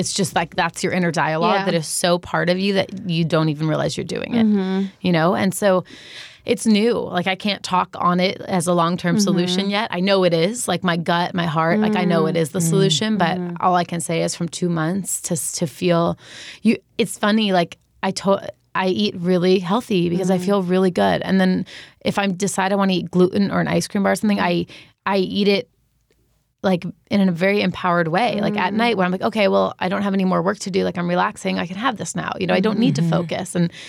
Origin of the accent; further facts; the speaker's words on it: New York, United States; So I grew up in New York, so it was, like, bagels and pizza and fast food.